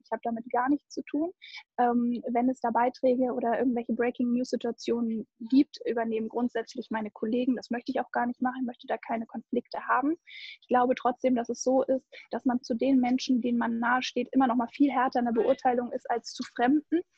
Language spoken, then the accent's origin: German; Hamburg, Germany; ich komme ja eigentlich aus Hamburg und mein Papi ist echt allertiefster Hanseat